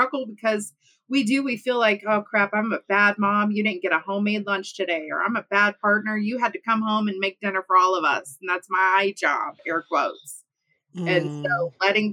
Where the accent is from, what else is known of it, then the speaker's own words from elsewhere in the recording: Midwest of the U.S., United States; I am born and raised in the Midwest of the U.S.